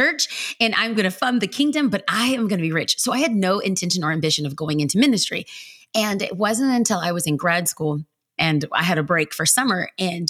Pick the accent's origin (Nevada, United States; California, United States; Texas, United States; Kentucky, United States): California, United States; Los Angeles; now in Orange County, United States; I was raised in East Los Angeles, California, by two amazing parents who were immigrants to this country